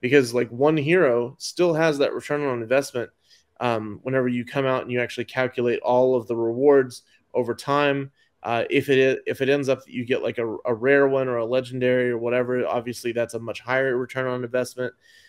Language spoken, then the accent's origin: English; Dallas, Texas, United States; I am from East Dallas